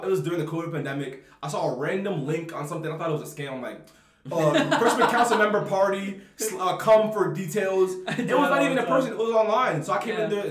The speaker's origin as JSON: {"language": "English", "town": "Baltimore", "region": "Maryland", "country": "United States", "said": "I'm a kid from Baltimore"}